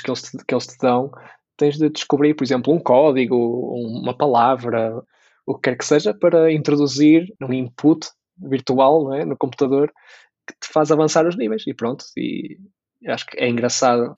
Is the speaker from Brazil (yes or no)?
no; Braga, Norte, Portugal; also born or lived in Porto; regressar para Braga, apesar de ser a minha cidade natal